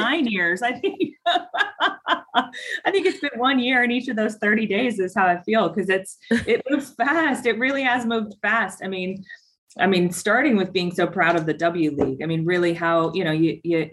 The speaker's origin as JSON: {"language": "English", "town": "Tucson", "region": "Arizona", "country": "United States", "tie": "born or raised there", "said": "FC Tucson. That's my hometown"}